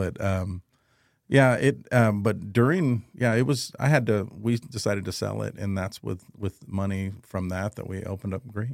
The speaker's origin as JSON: {"language": "English", "town": "Cuero", "region": "Texas", "country": "United States", "tie": "born or raised there", "lives_now": "San Antonio, United States", "said": "I'm originally from San Antonio. I was raised in Cuero, Texas"}